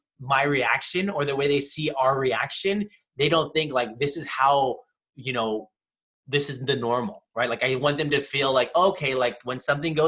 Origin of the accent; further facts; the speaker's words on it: California, United States; growing up in California most of my life